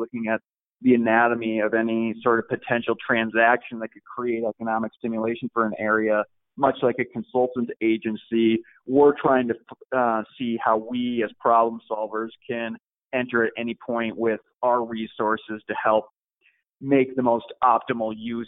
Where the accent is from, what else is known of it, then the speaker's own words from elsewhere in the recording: California, United States; also born or lived in Midwest, United States; now in Klamath Falls, United States; I am from Southern California. I'm from the Midwest, and I'm from Klamath, so I'm kind of a child of three areas.